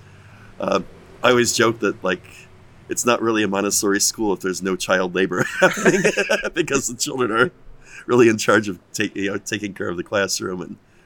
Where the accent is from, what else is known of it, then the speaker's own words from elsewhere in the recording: United States; moved away as an adult; I'm American